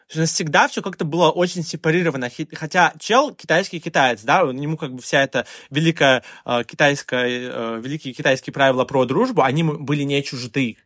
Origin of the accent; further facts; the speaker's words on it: Russia; now in China; я россиянин